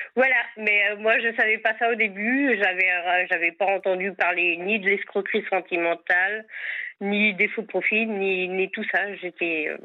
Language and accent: French; Sarthe, Pays de la Loire, France; je suis à Vannes en Bretagne, mais autrement je suis de la Sarthe